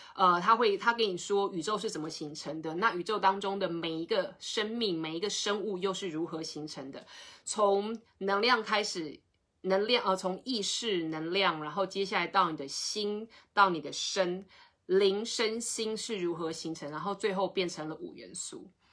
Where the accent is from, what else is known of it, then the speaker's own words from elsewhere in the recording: Taiwan; 我们台湾人